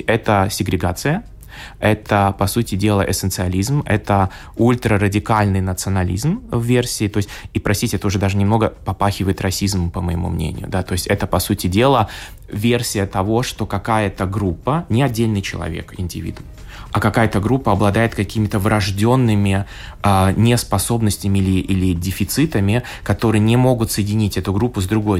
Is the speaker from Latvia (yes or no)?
yes; Latvia; я латыш русского происхождения